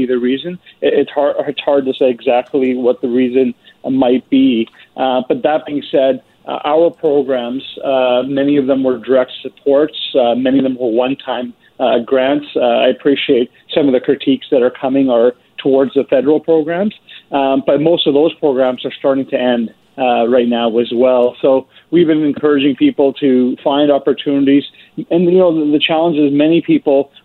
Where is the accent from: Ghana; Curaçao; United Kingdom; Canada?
Canada; British Columbia; as British Columbians